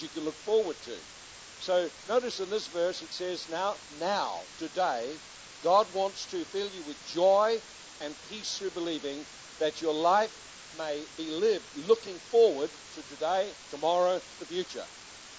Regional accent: Hastings, Hawke's Bay, New Zealand; we come from Hastings in New Zealand

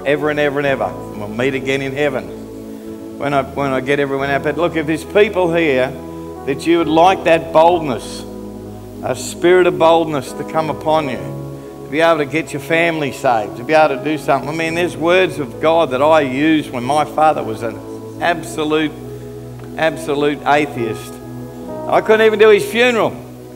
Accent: Australia; I'm an Aussie

